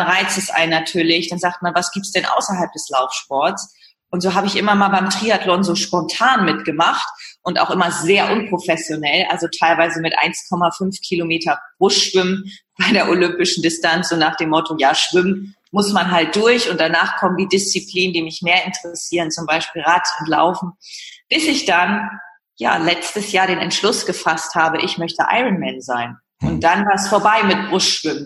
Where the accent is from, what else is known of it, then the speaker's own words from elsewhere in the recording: Leer, Lower Saxony, Germany; moved away as an adult; now in Hamburg, Germany; komme aus Leer, Ostfriesland und lebe seit der Zeit nach dem Abitur im wunderschönen